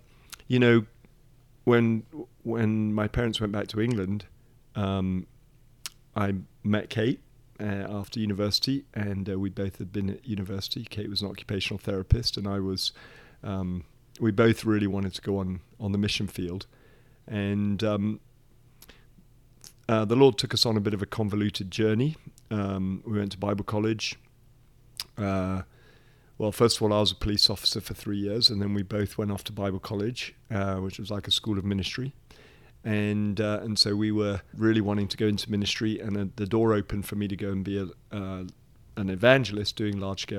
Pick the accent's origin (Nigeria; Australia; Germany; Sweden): Nigeria; moved away as an adult; So I was born in Nigeria in West Africa and lived there for 18 years. Called that home.